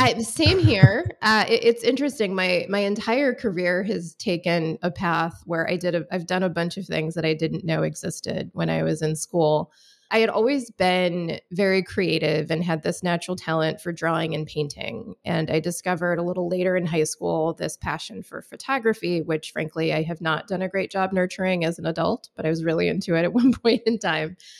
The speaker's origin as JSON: {"language": "English", "region": "Michigan", "country": "United States", "tie": "born or raised there", "said": "I grew up in Michigan, went to college in West Michigan"}